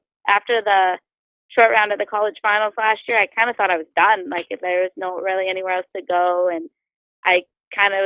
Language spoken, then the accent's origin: English; Alberta, Canada; I'm from Alberta